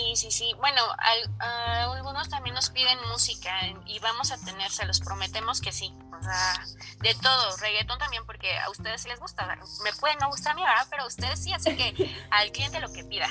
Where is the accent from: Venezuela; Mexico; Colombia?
Mexico; Mexico City